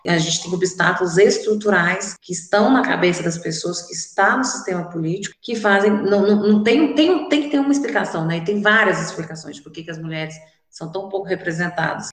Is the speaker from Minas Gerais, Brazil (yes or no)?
yes; Divinópolis, Minas Gerais, Brazil; eu sou nascida e criada aqui em Divinópolis